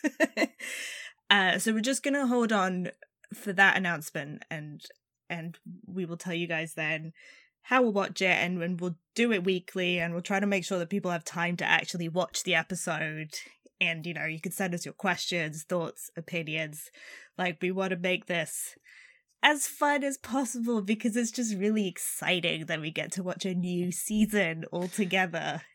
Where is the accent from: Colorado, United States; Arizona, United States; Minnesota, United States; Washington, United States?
Arizona, United States; I'm from Arizona